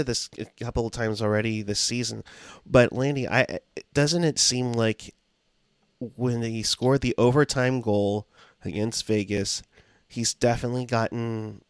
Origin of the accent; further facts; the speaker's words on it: Canada; since I'm from Canada, can someone find and slap those responsible for me?